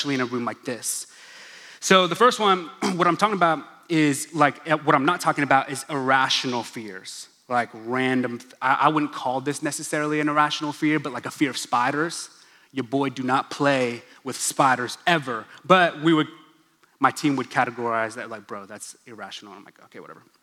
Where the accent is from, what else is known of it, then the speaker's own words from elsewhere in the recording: Stillwater, Oklahoma, United States; first language English; I'm an Oklahoman. I grew up in Stillwater, Oklahoma.